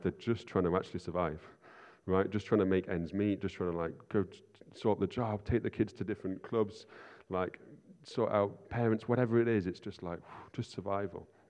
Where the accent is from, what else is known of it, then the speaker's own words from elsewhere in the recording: Nottingham, East Midlands, United Kingdom; I grew up in Nottingham